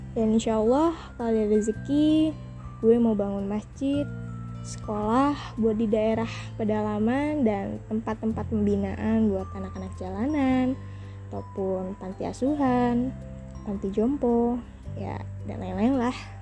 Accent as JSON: {"language": "Indonesian", "town": "Bandar Jaya", "region": "Lampung", "country": "Indonesia", "tie": "born or raised there", "said": "Lahir di Bandar Jaya 30 Juni 2003, Lampung Tengah, Provinsi Lampung"}